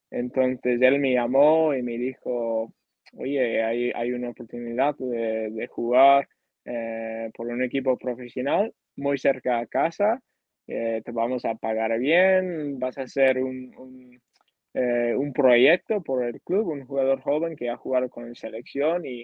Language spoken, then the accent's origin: Spanish; Canada; Spanish is a second language; Entonces yo fui con muchas ganas eh, de jugar profesional en mi país y, más que nada mostrar lo que aprendí jugando en España. Yo quería eh, enseñar a, a, mi familia, a mis amigos, a, mis compañeros, a, al fútbol canadiense lo que aprendí ahí.